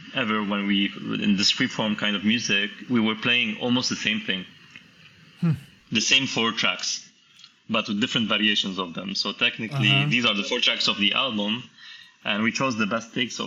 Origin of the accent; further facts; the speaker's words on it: Lebanon; moved away as an adult; also born or lived in Canada; I came back to Lebanon to work in sound and music